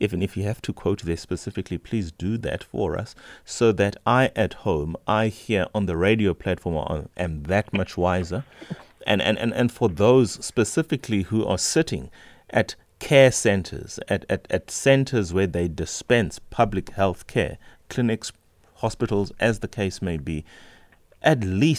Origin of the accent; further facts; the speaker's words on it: South Africa; just as a South African who's interested in one's health, who's interested in public health